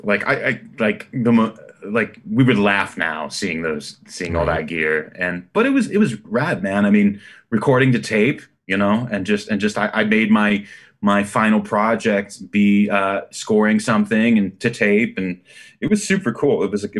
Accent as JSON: {"language": "English", "town": "Freehold", "region": "New Jersey", "country": "United States", "tie": "born or raised there", "moved": "yes", "lives_now": "Los Angeles, United States", "said": "I grew up in New Jersey, right in between Philadelphia and New York, which was a great place to grow up now that I think about it."}